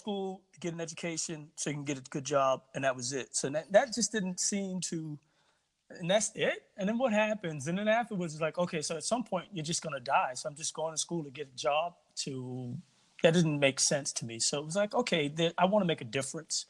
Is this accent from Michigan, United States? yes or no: no; New York City, New York, United States; moved away as an adult; also born or lived in Barbados; now in Connecticut, United States; I'm originally from Barbados. I grew up in Brooklyn, New York, in Bed-Stuy